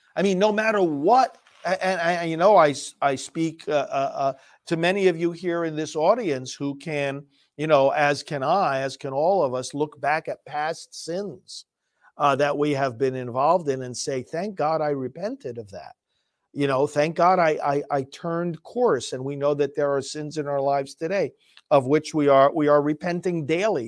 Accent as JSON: {"language": "English", "region": "New York", "country": "United States", "moved": "yes", "said": "I'm from New York, in fact, I'm going back there today for a visit with my family"}